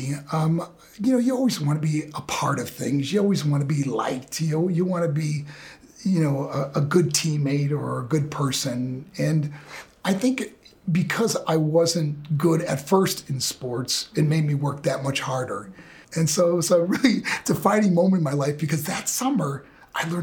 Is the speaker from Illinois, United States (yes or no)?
no; Buffalo, New York, United States; I was born in Buffalo, New York